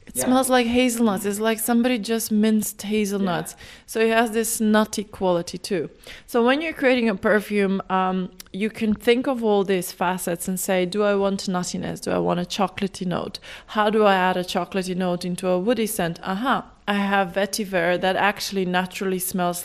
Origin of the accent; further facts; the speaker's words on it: North Macedonia; now in Dublin, Ireland; I'm from Macedonia